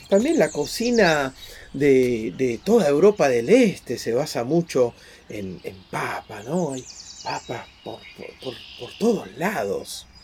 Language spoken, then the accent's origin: Spanish; Argentina; somos argentinos